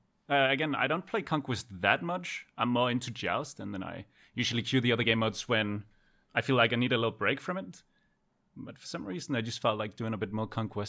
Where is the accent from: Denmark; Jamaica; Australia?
Denmark; English is a second language; Denmark. Denmark. Scandinavia.